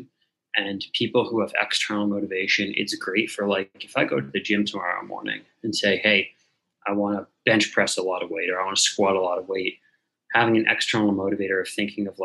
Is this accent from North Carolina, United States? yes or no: no; Newton, Massachusetts, United States; I grew up outside of Boston in Newton, Massachusetts